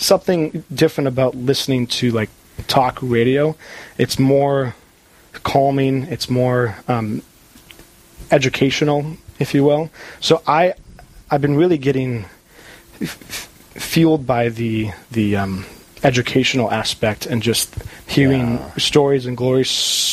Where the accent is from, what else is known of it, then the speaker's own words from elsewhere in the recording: Crookston, Minnesota, United States; moved away as an adult; also born or lived in New Ulm, Minnesota / Maine; now in Plymouth, United States; I grew up in Crookston. I graduated from the high school there.